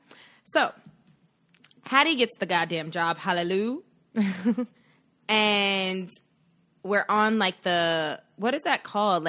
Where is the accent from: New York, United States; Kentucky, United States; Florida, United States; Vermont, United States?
New York, United States; now in San Francisco Bay Area, United States; we're from New York. I live in the Bay.